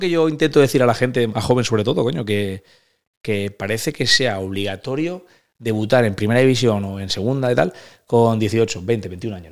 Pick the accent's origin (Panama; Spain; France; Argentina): Spain; Valencian Community; moved away as an adult; soy valenciano